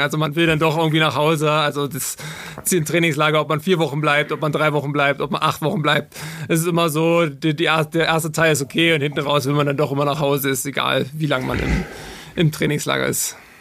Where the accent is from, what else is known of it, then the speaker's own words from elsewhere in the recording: Altmark, Saxony-Anhalt, Germany; also born or lived in Magdeburg; ich komme aus Sachsen-Anhalt, aus der Altmark ursprünglich und äh, bin mit 15 äh, Jahren auf die Sportschule gegangen nach Magdeburg